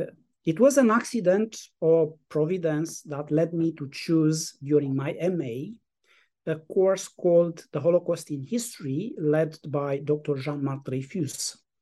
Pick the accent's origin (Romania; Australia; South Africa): Romania; English is a second language; I was born in Romania and grew up in a village in the Carpathian Mountains, approximately 150 kilometers north of the capital, Bucharest. I lived my childhood under the regime of Nicolae Ceaușescu.